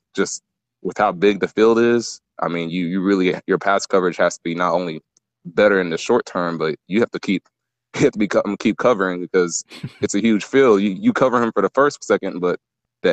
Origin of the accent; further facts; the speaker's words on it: Texas, United States; also born or lived in Nigeria / New York; my family got a lottery visa to come to America when I was 3, and New York was the first place we landed at. But ever since then, I've been in Texas my whole life